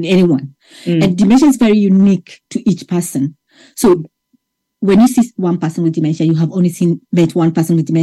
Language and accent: English; Kenya; now in Ireland; I'm from Kenya originally, and I came to Ireland about 23 years ago